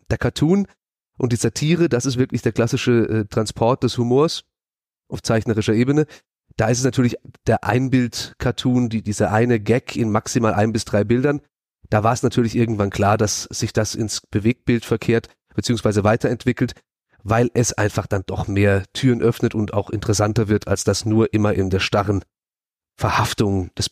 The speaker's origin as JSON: {"language": "German", "town": "Emmendingen", "region": "Baden-Württemberg", "country": "Germany", "tie": "born or raised there", "moved": "as an adult", "lives_now": "Hamburg, Germany", "said": "komme ursprünglich genau aus der Ecke, in der wir hier gerade sitzen, äh, Freiburg. Ich bin Emding geboren und bin vor vier Jahren nach Hamburg gezogen."}